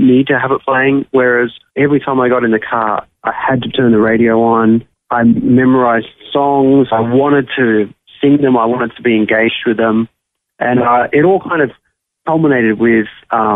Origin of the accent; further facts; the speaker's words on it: Sydney, New South Wales, Australia; moved away as an adult; now in Nashville, United States; life was great growing up in Sydney.